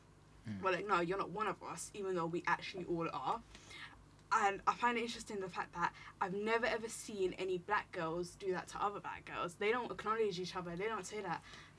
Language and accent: English; India; because as an outsider, in terms of being Indian